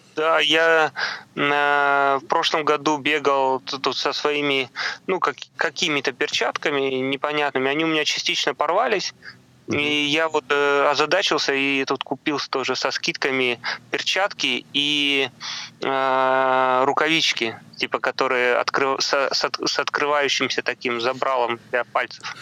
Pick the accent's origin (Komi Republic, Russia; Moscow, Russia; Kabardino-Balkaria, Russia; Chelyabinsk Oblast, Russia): Komi Republic, Russia; now in Saint Petersburg, Russia; к себе на малую родину, в республику Коми